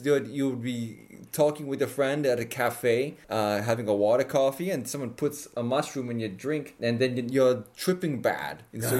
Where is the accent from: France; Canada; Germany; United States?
Germany; East Berlin, Berlin; Well, that's a super year for me because, you know, I'm originally from East Berlin.